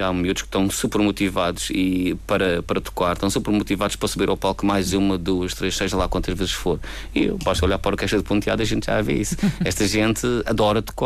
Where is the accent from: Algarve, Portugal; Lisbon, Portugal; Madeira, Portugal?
Madeira, Portugal; Nós somos portugueses, nós somos madeirenses